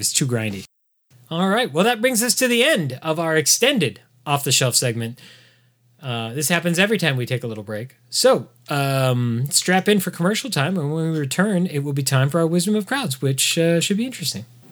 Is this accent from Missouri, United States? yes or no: no; Southern California, United States; I grew up in Southern California in a city with seven military bases in it.